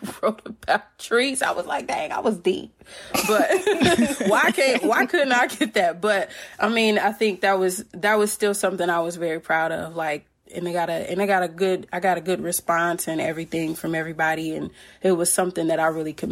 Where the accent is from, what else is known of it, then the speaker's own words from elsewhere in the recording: Indiana, United States; I'm from Indiana